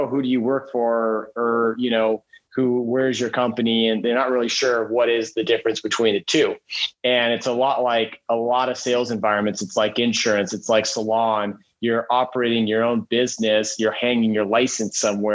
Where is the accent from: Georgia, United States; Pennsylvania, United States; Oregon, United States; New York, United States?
Oregon, United States; Eugene; also born or lived in Redmond, Oregon / Bend, Oregon; loved growing up in Eugene